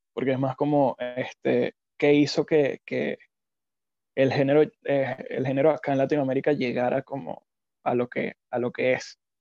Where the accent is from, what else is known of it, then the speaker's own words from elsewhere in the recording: Venezuela; nosotros como venezolanos